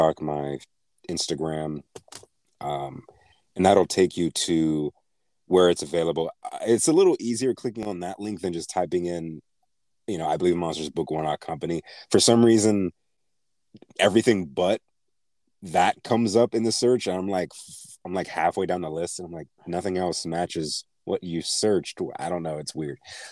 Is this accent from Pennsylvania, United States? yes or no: yes; Pittsburgh, Pennsylvania, United States; moved away; the Carnegie Library back in my hometown, Pittsburgh